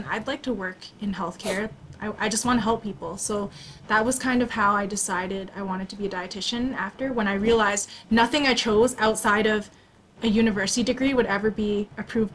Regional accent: Canada; I was born in Canada

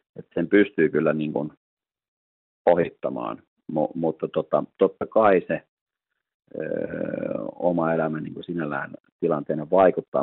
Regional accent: Helsinki, Uusimaa, Finland; Mä oon itse Lauttasaaresta kotosi ja kävin täällä koulut

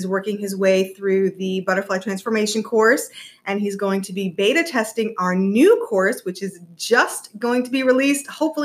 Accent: East Coast, United States; moved away; I'm originally from the East Coast

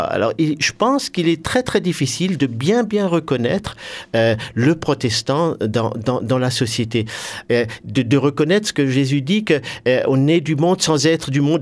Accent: Hœrdt, Grand Est, France; je suis originaire de Heurte

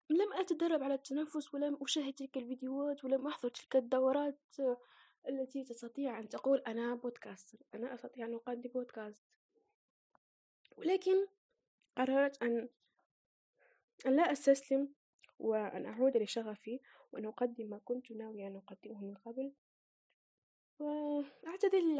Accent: Algeria; أنا فتاة جزائرية عشرينية

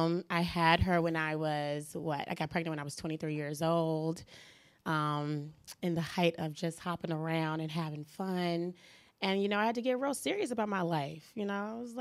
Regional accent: Washington, District of Columbia, United States; I grew up on 4th in Florida

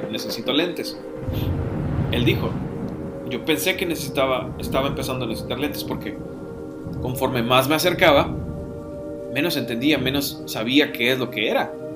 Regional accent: Mexico; decimos aquí en México

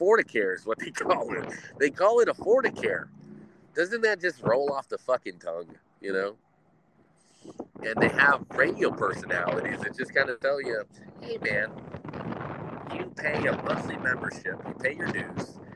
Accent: United States; As an American

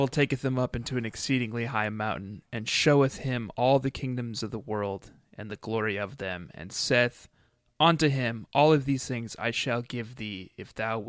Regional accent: United States; I'm an American.

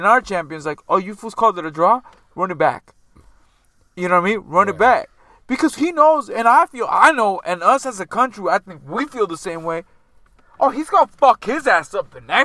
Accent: United States; as American fans

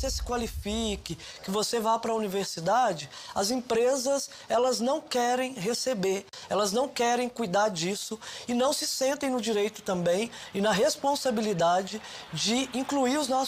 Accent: Belo Horizonte, Minas Gerais, Brazil; now in São Paulo, Brazil; Eu vim de Minas Gerais, da capital de Minas, mas foi um contraste chegar aqui

